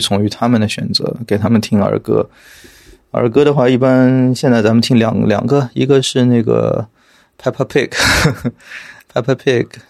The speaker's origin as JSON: {"language": "Chinese", "region": "Shanghai", "country": "China", "tie": "born or raised there", "said": "我从小的确是在上海出生和长大的。但是因为我从上中学开始，我的同桌啊什么的，就是外地人为主，所以我上海话都不是很利索了。 啊，就身边的朋友也是大部分都是外地的朋友。 所以，呃，对，我是一个可能已经有一点洋泾浜的上海人"}